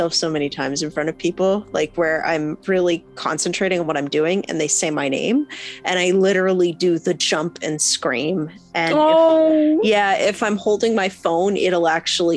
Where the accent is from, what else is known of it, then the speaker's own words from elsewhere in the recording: Canada; I'm Canadian